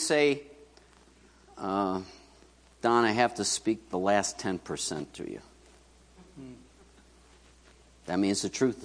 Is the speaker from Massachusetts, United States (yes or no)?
no; New York City, New York, United States; moved away; where I grew up in Queens